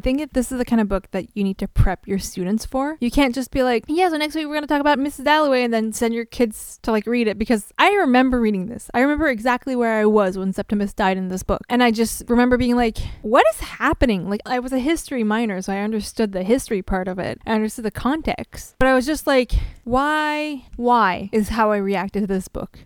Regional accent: French Canada, Canada

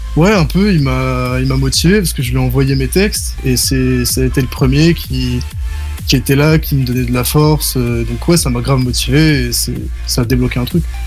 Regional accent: Nice, Provence-Alpes-Côte d'Azur, France; je viens de Nice

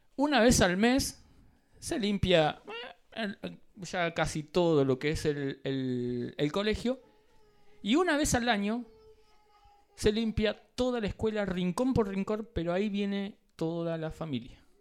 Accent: Argentina; como latinos, argentinos

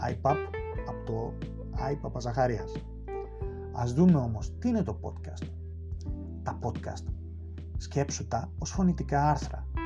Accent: Thessaloniki, Central Macedonia, Greece; born there; Γεννήθηκα στη Θεσσαλονίκη και από μικρό γύρισα κάθε άκρη τη ελλάδα ακολουθώντα τον πατέρα μου σε πολλέ από τι μεταθέσεις του ως αξιωματικός του ελληνικού στρατού.

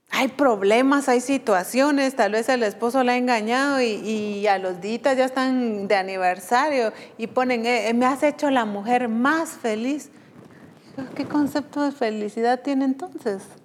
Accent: Guatemala; como decimos aquí en Guatemala

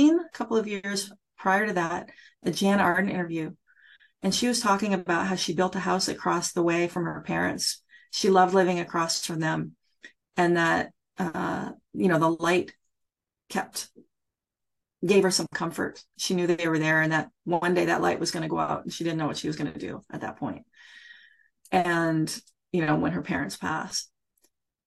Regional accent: Nova Scotia, Canada; moved away as an adult; also born or lived in Ottawa; now in Toronto, Canada; I grew up in Nova Scotia

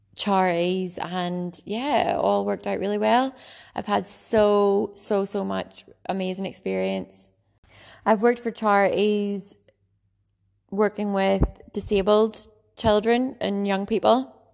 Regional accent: Ballycastle, Northern Ireland, United Kingdom; I grew up in Bally Castle, a lovely little seaside town. the very north coast of Ireland

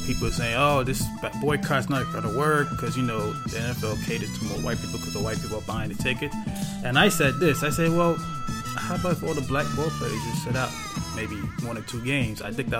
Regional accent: New York City, New York, United States; also born or lived in Manhattan, New York; I was actually born in Manhattan. But, I was born in Manhattan, but lived in Queens most of my life. Queensbridge, 40th side of Vernon.

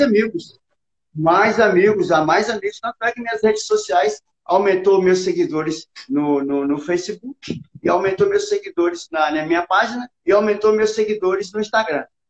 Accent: Brasília, Federal District, Brazil; also born or lived in Barreiras, Bahia; eu sou baiano, eu, eu nasci em Barreiras, na Bahia, e vim para Brasília com uns oito anos de idade.

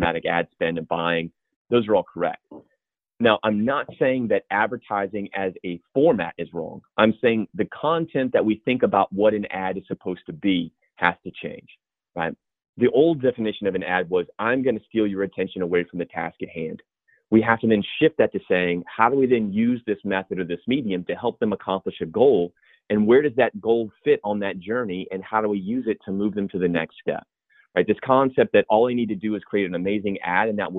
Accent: the South, United States; now in Charleston, United States; If my accent comes through, I'm from the South. I live in Charleston.

